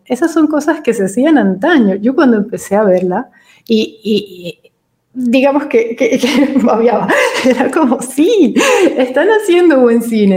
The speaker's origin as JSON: {"language": "Spanish", "country": "Venezuela", "also_born_or_lived": "Madrid, Spain", "moved": "as an adult", "lives_now": "Italy", "said": "Nosotros somos venezolanos y vivimos seis años en, Madrid, en España"}